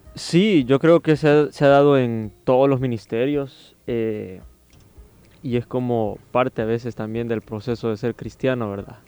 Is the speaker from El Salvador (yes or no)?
yes; Soyapango, San Salvador, El Salvador; yo soy como de Soyapango